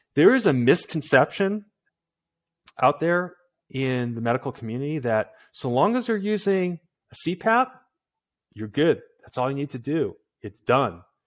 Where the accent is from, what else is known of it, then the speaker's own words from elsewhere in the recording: Massachusetts, United States; I'm from Massachusetts